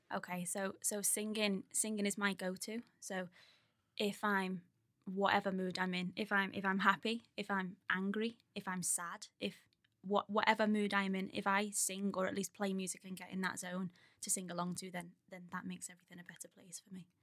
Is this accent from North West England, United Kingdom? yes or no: yes; Skelmersdale, North West England, United Kingdom; also born or lived in Ormskirk; I grew up on, um, New Church Farm with my parents, not far down the road from Mike